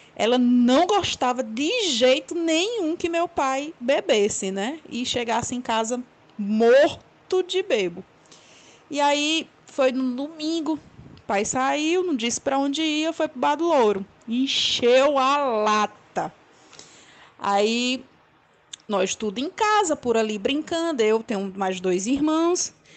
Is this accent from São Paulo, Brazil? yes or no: no; Limoeiro do Norte, Ceará, Brazil; now in Fortaleza, Brazil; Eu sou de Limoeiro, mas moro em Fortaleza há muitos anos.